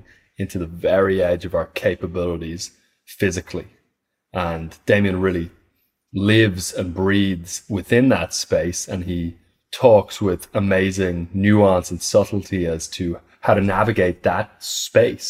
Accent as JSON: {"language": "English", "region": "west of Ireland", "country": "Ireland", "said": "you're Irish, I'm Irish, and we're actually from the same little kind of tip of Ireland as well on the west there"}